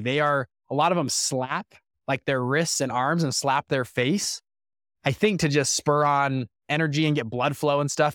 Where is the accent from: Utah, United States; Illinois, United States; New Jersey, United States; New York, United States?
Utah, United States; Salt Lake City; I'm from Utah, of all places, Salt Lake City, Utah.